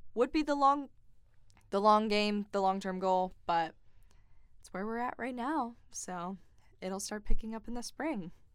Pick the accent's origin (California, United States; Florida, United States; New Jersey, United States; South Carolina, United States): South Carolina, United States; Greenville; I'm actually from Greenville, and I grew up watching W Y F F four